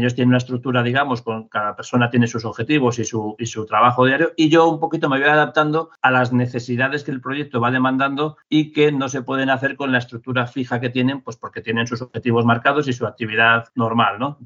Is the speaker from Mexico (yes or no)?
no; Madrid, Community of Madrid, Spain; also born or lived in Asturias; vivo, vivo en Madrid, nací en Madrid también